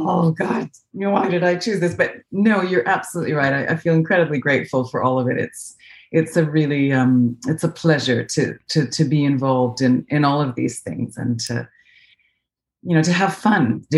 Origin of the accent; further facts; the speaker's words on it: Calgary, Alberta, Canada; accent: North American; moved away as an adult; now in London, United Kingdom; I was born in Calgary, Alberta.